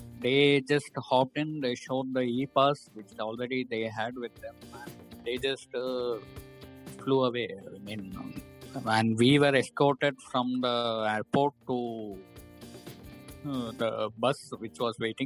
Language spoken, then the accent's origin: English; hometown near Coimbatore, Tamil Nadu, India; moved away as an adult; also born or lived in Nigeria; I would depart to my hometown